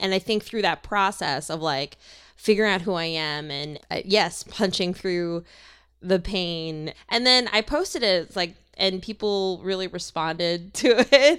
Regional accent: Minnesota, United States; now in Los Angeles, United States; From my home in Los Angeles, to where I grew up in Minnesota

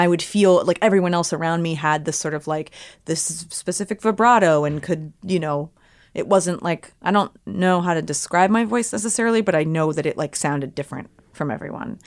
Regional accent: Cherry Hill, New Jersey, United States; I grew up in Cherry Hill, New Jersey

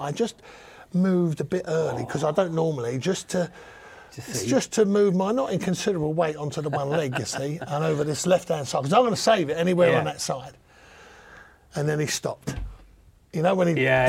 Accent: London, United Kingdom; I'm a Cockney builder.

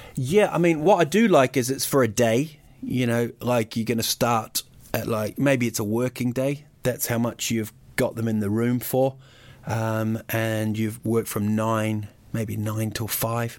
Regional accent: New Zealand; also born or lived in United Kingdom; I was actually born in, in Britain, but I grew up in New Zealand.

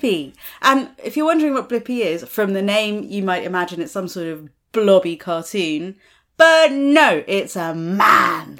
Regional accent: United States; moved away; I grew up in America

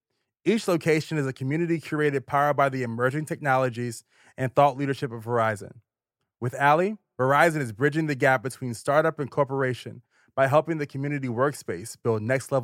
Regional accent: Richmond, Virginia, United States; You've been to Richmond, my hometown.

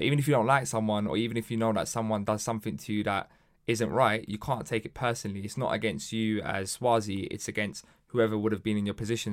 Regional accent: London, United Kingdom; growing up in Hackney, and a lot of people don't know this, but Hackney was a sort of very rough part um, of London

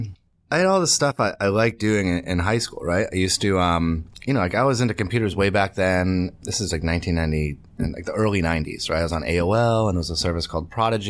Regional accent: Medway, Massachusetts, United States; I'm from right outside of Boston, about 40 minutes outside of Boston in the suburbs. It's a town called Medway, Massachusetts.

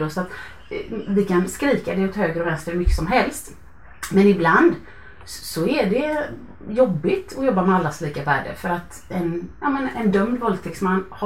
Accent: Gothenburg, Västra Götaland, Sweden; för jag är från Göteborg

